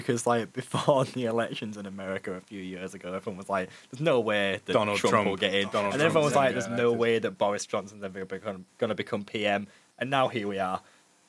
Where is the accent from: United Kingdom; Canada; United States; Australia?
United Kingdom; we're all British